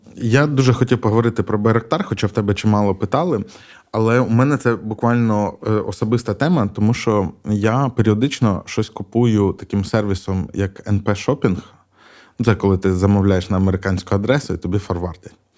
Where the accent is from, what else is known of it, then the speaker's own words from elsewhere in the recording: Mykolaiv Oblast, Ukraine; moved away; also born or lived in Odesa; я сам з Миколаївщини